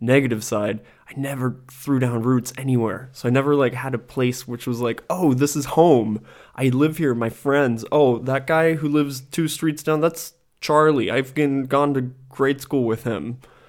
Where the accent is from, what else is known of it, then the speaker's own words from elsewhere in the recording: Germany; born there; also born or lived in United States; So I'm half German and I'm half American. That's why I speak fluent English and fluent German. And that's because my mom is American, my dad German, and I was born in Germany and spent the first couple years of my life in Germany.